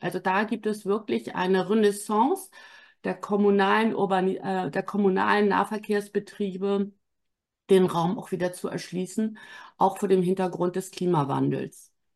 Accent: Wittenborn, Schleswig-Holstein, Germany; also born or lived in Southern France; now in Hamburg, Germany; Ich bin in Wittenborn zur Schule gegangen. Das ist acht Kilometer von Bad Segeberg

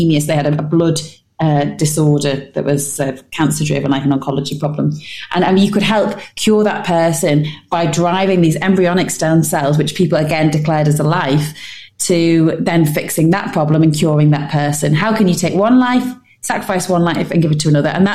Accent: United Kingdom; as British people

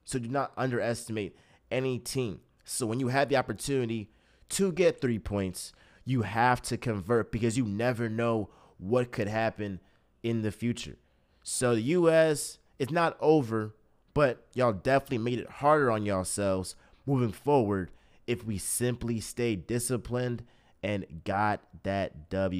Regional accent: United States; as an American

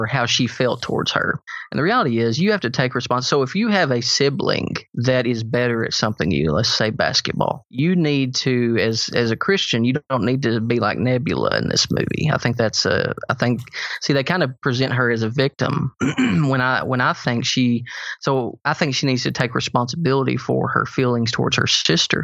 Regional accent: Sparta, Tennessee, United States; Jeff and I grew up in Sparta, Tennessee, so we're in a small hometown

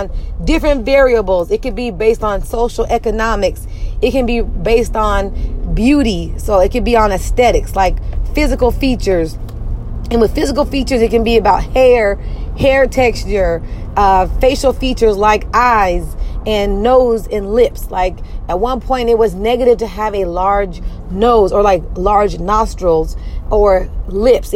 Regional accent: United States; I'm African American

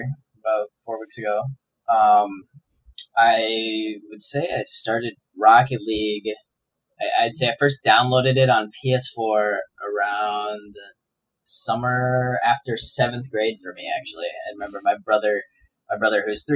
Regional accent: Minnesota, United States; I'm born and raised in Minnesota

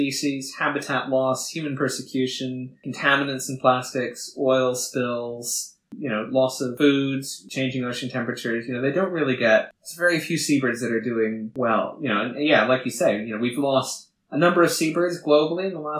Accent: Canada; moved away as an adult; now in United Kingdom; I'm from Canada, if you couldn't tell from the accent. When I moved to the UK about 7 years ago

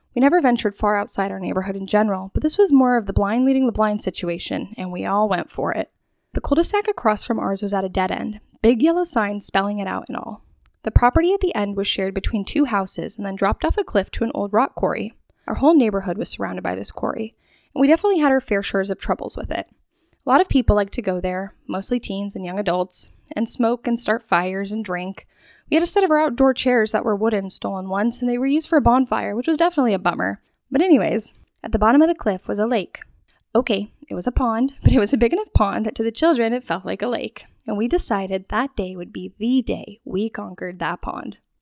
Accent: Spokane, Washington, United States; also born or lived in Rosalia, Washington; I grew up in Rosalia, Washington, moving when I was five years old to Spokane

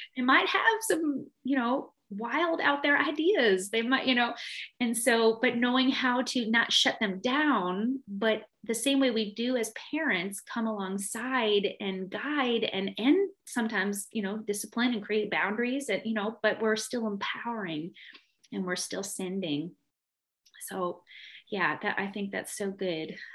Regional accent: Canada; moved away; growing up in Canada

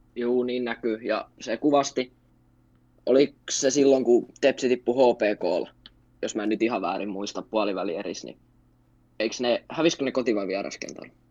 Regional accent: Turku, Southwest Finland, Finland; asunut koko iän Turussa ja synnyin tänne

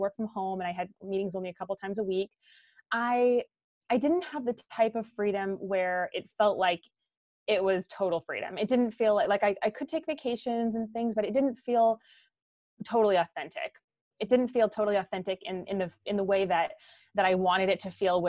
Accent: Orange County, California, United States; moved away as an adult; now in Guatemala; I'm originally from Orange County, California, and I live with my husband, actually now in Guatemala

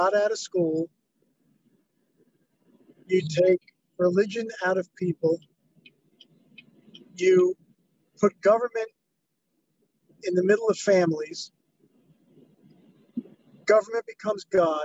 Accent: New York, United States; moved away as an adult; now in Los Angeles, United States; I'm from New York, and I've been all over the country

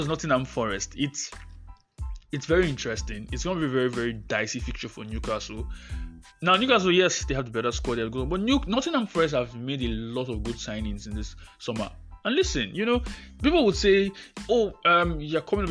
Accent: Nigeria; I'm a Nigerian compatriot

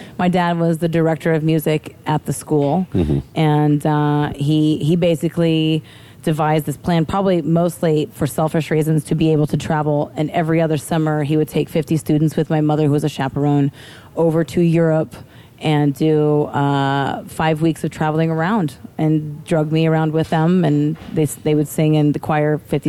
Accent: Midwest, United States; You know, and how I grew up in the Midwest.

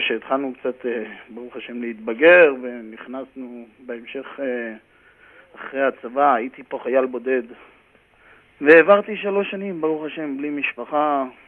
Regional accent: Karmiel, Northern District, Israel; moved away as an adult; also born or lived in Haifa area (Krayot); now in New York, United States; גדלתי בכרמיאל, הייתי שחקן כדורגל בכרמיאל, קרוב ל-13 שנה, 14 שנה. למדתי בכרמיאל

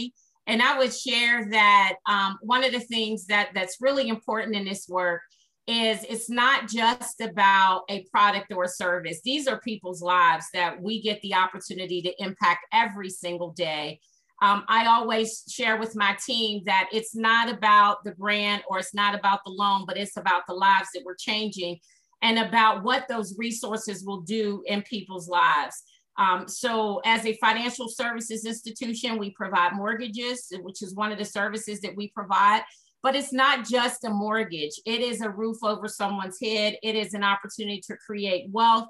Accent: Pittsburgh, Pennsylvania, United States; I grew up in Pittsburgh, Pennsylvania. I'm a native of the Hill District, which is a public housing community in the city of Pittsburgh

